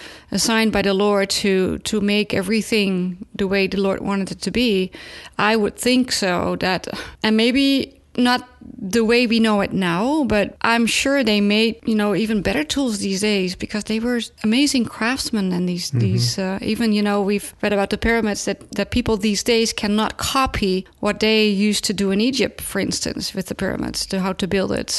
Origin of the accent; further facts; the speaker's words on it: Netherlands; moved away; they found that in my home country